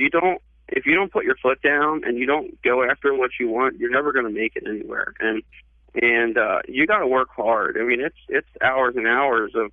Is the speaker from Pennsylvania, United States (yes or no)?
yes; Pennsylvania, United States; moved away; I'm from Pennsylvania originally